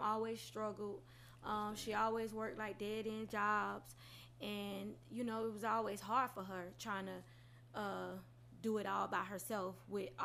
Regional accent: Hinesville, Georgia, United States; also born or lived in Jesup; I'm from Hinesville, born and raised

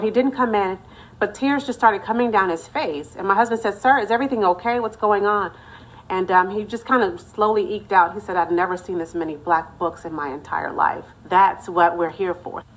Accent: Oklahoma, United States; now in Washington, D.C., United States; I'm from Oklahoma.

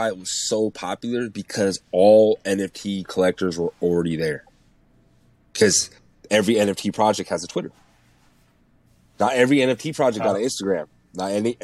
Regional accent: Bay Area, California, United States; I'm from the Bay Area

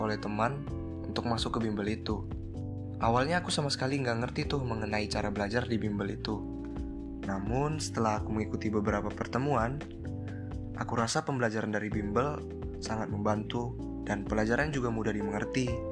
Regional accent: Pekanbaru, Riau, Indonesia; dari Pekanbaru

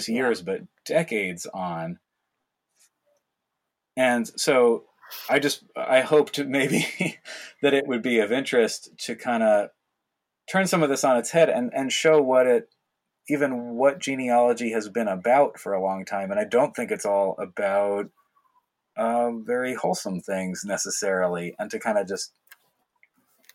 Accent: not far from New York City, United States; I grew up in New York, not far from New York City

